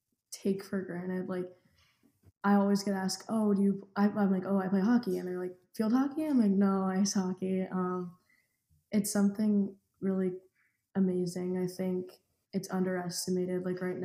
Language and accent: English; Tampa, Florida, United States; I'm from Tampa, Florida, and I'm a forward.